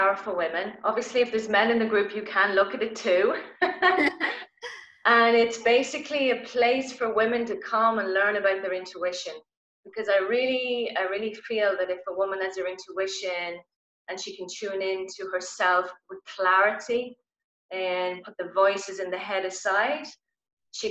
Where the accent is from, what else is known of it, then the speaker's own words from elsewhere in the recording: Ireland; I'm Irish